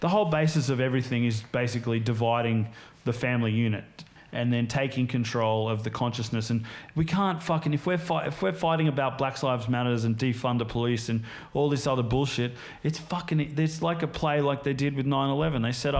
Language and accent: English; United States; I grew up in the States, spent